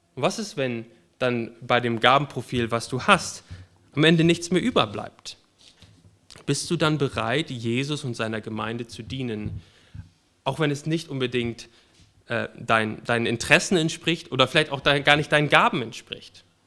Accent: Germany; ich bin Deutscher

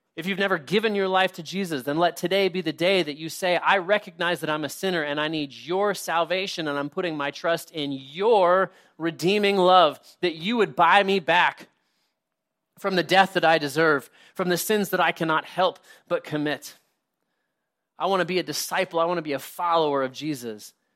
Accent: United States; us as American Christians

